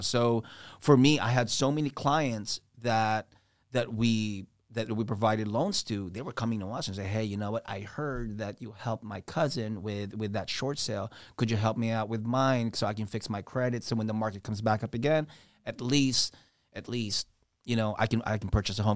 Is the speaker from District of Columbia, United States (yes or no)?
yes; Washington, District of Columbia, United States; also born or lived in Philippines; Grew up in D C